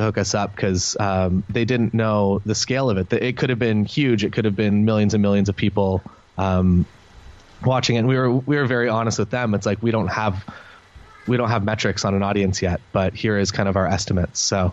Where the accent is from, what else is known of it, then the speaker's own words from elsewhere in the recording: Canada; We're Canadian, so we do get booked kind of across Canada